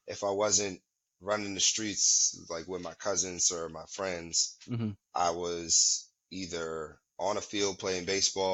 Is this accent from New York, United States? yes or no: yes; Albany, New York, United States; moved away as an adult; also born or lived in Brooklyn, New York / Brownsville, Brooklyn; now in San Leandro, United States; born in Brooklyn, raised upstate in Albany